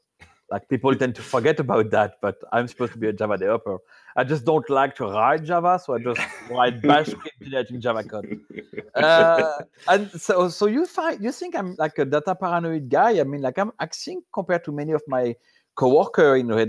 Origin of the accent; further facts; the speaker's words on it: France; accent: French; English is a second language; I'm French, so you're going to have to suffer my accent